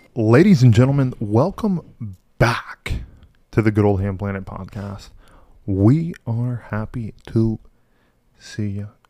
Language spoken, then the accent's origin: English; Mansfield, Texas, United States; we were born and raised in Mansfield, Texas.